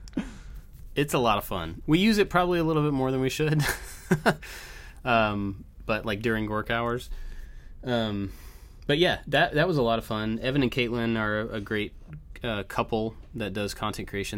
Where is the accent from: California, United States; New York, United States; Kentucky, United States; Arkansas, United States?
Kentucky, United States; moved away; also born or lived in Georgia; we moved from Georgia to Kentucky